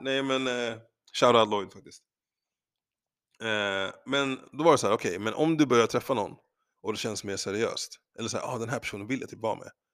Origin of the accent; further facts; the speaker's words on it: Sweden; jag är svensk